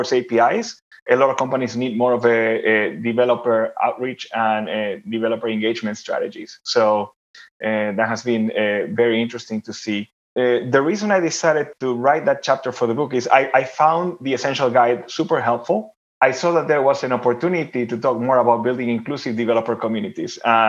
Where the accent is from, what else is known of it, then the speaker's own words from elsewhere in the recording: Argentina; moved away; I'm originally from Argentina, in case you were wondering where my name and accent is from.